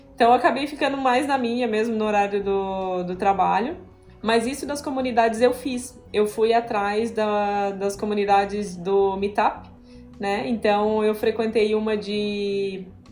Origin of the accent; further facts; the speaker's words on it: southern Santa Catarina, Brazil; moved away as an adult; also born or lived in Italy; now in Florianópolis, Brazil; Eu não sou natural daqui, sou natural do, do sul do estado de Santa Catarina